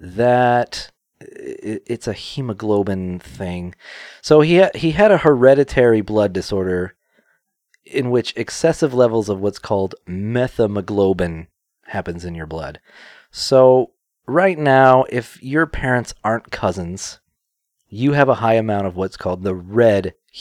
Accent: Kentucky, United States; I'm from Kentucky.

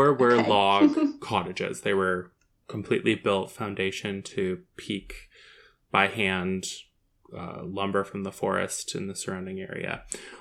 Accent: Wainfleet, Ontario, Canada; I'm from Waynefleet, Ontario, which is kind of next to Port Colborne, just south of like Welland

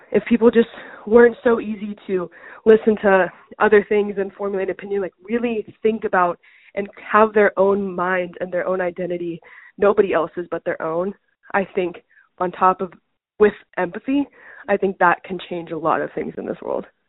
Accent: United States; I'm firstborn American in my family to go to school in the U.S.

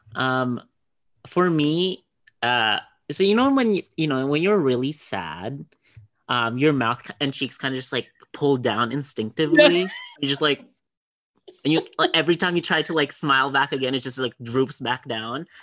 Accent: Philippines; growing up in the Philippines, my dad worked

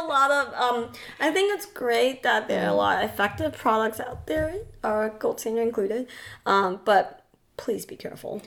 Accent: Taiwan; moved away; I grew up in Taiwan

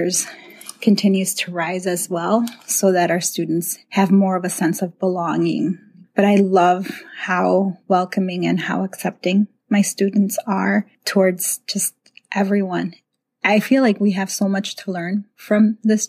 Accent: Chicago, Illinois, United States; moved away as an adult; now in Fox Valley, United States; I grew up in Chicago

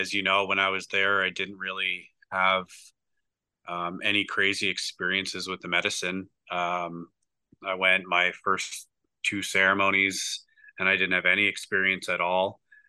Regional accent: Nova Scotia, Canada; From Nova Scotia, Canada.

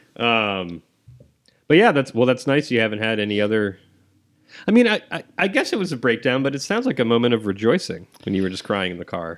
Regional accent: Columbus, Ohio, United States; I'm from Ohio, from Columbus

